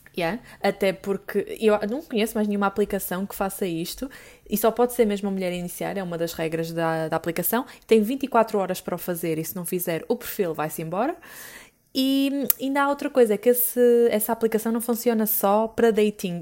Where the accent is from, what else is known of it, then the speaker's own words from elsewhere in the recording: Porto, Norte, Portugal; eu sou do Porto